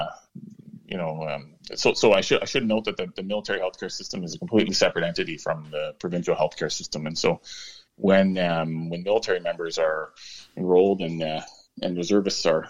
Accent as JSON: {"language": "English", "town": "Toronto", "region": "Ontario", "country": "Canada", "moved": "as an adult", "lives_now": "Petawawa, Canada", "said": "I'm from the Greater Toronto area originally"}